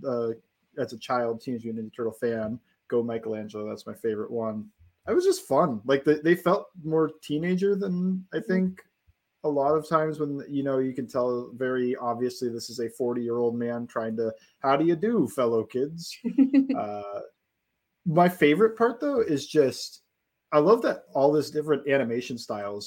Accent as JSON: {"language": "English", "country": "United States", "tie": "born or raised there", "said": "I grew up in Brown Steelers territory"}